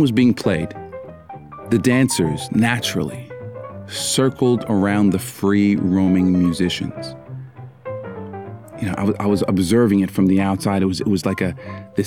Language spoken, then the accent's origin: English; Canada; I'm Canadian. We love to apologize